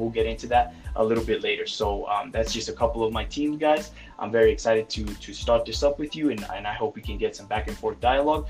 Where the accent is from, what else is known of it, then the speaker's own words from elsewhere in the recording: Santa Fe, New Mexico, United States; I am originally from Santa Fe, New Mexico.